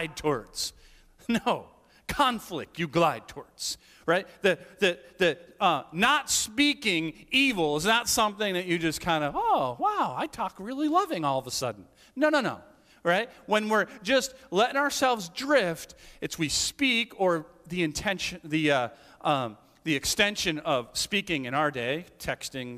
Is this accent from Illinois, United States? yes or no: no; the Berkshires, Massachusetts, United States; now in Northbridge, United States; I grew up in the Berkshires